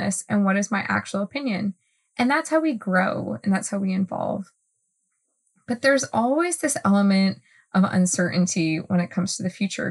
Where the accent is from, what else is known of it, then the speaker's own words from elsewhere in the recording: Northeast, United States; I'm from the Northeast